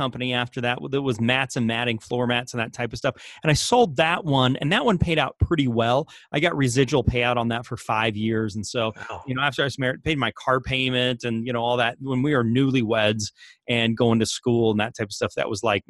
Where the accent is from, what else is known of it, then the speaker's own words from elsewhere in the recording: Australia; accent: Australian; now in Salt Lake City, United States; Aussie accent makes my bio sound even better than it is.